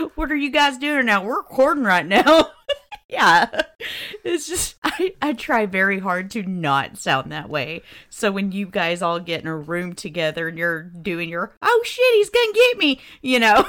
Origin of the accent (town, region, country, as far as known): Southern, United States; accent: Southern twangy